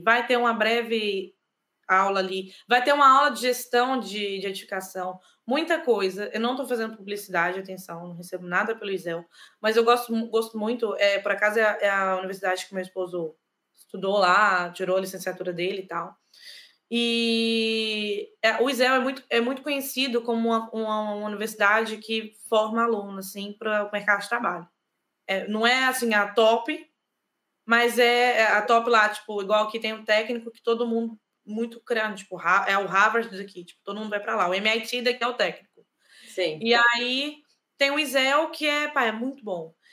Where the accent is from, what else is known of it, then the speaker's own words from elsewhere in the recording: Brazil; moved away as an adult; also born or lived in Ireland / Lisbon, Portugal; now in Portugal; como brasileiro